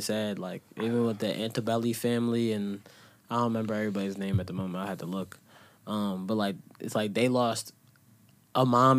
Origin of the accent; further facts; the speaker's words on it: Philadelphia, Pennsylvania, United States; I grew up in Philadelphia.